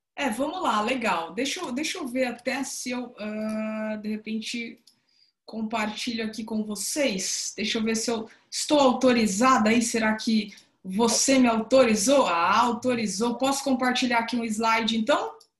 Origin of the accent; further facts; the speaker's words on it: interior of São Paulo, Brazil; now in Salvador, Brazil; estou falando aqui diretamente de, de Salvador, mas sou do interior de São Paulo também, sou paulista